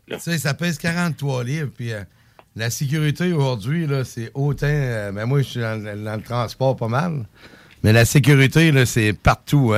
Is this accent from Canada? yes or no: yes; Saint-Anselme, Quebec, Canada; Je viens de Saint-Anselme.